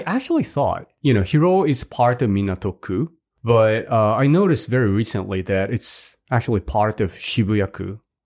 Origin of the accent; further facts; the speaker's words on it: Hiroshima, Japan; moved away; my hometown, Hiroshima